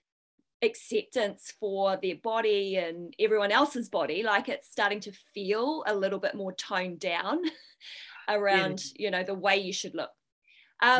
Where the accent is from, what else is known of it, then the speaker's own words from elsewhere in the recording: New Zealand; when I was growing up in New Zealand